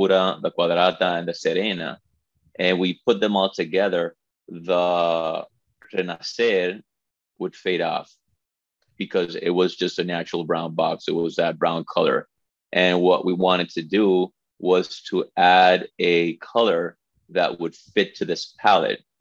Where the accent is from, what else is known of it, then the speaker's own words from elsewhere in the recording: La Romana, Dominican Republic; English is a second language; I was born and raised in the Dominican Republic. My family's from here